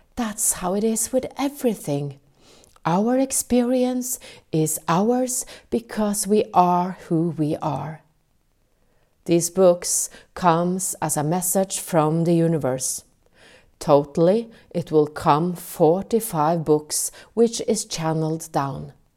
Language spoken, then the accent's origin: English; Norway; English is a second language; I'm from Norway.